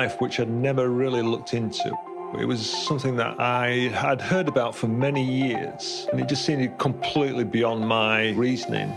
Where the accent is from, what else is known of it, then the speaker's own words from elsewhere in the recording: Leeds, Yorkshire and the Humber, United Kingdom; now in Kingston upon Hull, United Kingdom; I'm originally from Leeds in West Yorkshire, and I'm currently living in Kingston-upon-Hull.